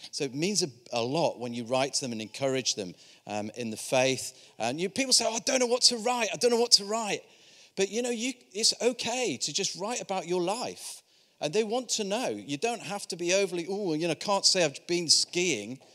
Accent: Yorkshire and the Humber, United Kingdom; I'm from Yorkshire

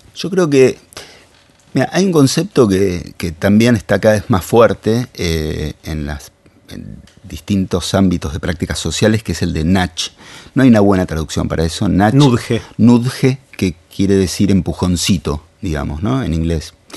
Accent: Argentina; somos Argentina

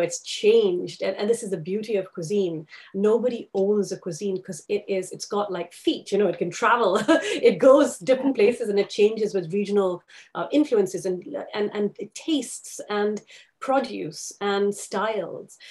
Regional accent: Karachi, Sindh, Pakistan; moved away as an adult; also born or lived in London, United Kingdom; now in United Kingdom; I grew up in Karachi, in the Sindh province

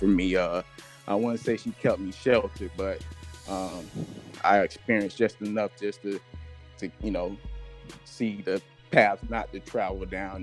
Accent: Boynton Beach, Florida, United States; moved away as an adult; also born or lived in Tallahassee, Florida / Jacksonville, Florida; I'm originally from Boynton Beach, Florida. Born and raised.

